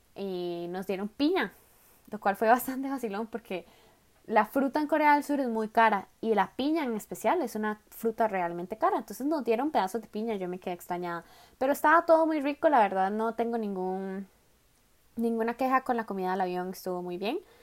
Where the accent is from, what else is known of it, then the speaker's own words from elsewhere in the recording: Costa Rica; moved away as an adult; now in Daegu, South Korea; Yo soy de Costa Rica.